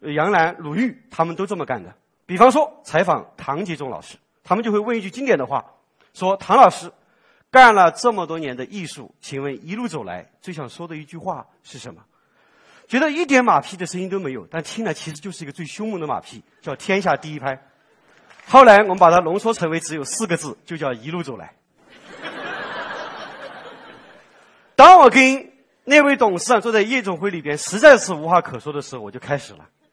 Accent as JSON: {"language": "Chinese", "region": "Sichuan", "country": "China", "said": "我作为四川人"}